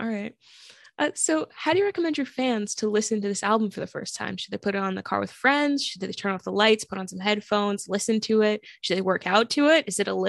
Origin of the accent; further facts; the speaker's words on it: Virginia, United States; also born or lived in New Jersey; I'm from Virginia.